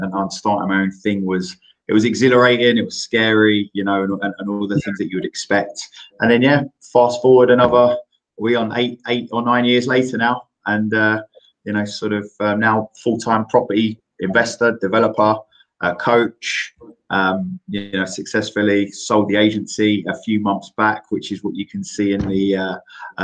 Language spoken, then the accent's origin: English; London, United Kingdom; where I grew up in Greenwich